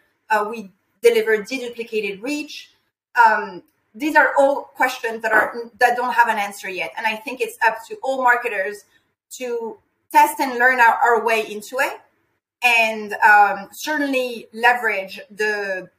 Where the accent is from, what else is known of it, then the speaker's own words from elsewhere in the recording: France; moved away; I'm personally from France